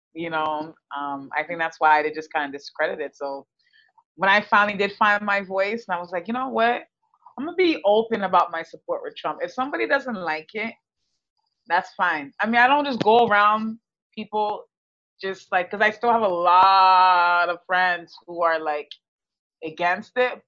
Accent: Texas, United States; moved away as an adult; now in Canada; I'm Canadian. I was raised in Texas. Our family moved down to Texas because my mom's in the, in the medical field, and um, we moved to Texas when I was ten, and we stayed there basically my whole life

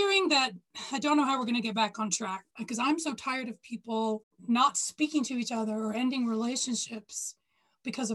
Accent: Texas, United States; I grew up in Texas

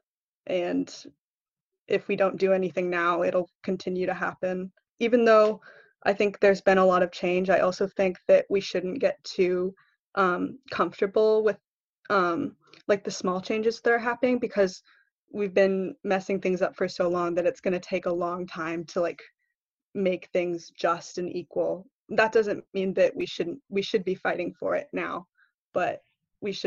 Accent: Alaska, United States; moved away as an adult; also born or lived in Vermont; Alaska is my home state

